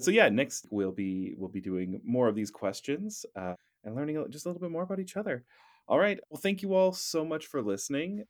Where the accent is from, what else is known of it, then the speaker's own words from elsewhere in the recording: Surrey, British Columbia, Canada; moved away as an adult; also born or lived in Vancouver / Russia; I was born in Vancouver, but raised in Surrey